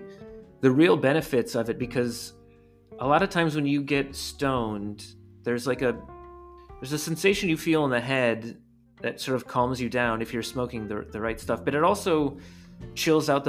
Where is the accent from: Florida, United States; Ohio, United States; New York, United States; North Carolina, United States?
Ohio, United States; Cleveland; I grew up in Cleveland, Ohio